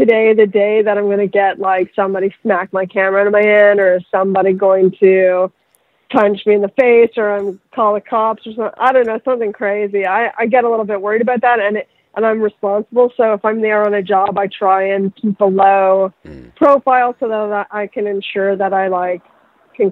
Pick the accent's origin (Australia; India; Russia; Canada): Canada; Vaughan, Ontario; now in Los Angeles, United States; I come from the suburbs of Toronto, Canada, Vaughan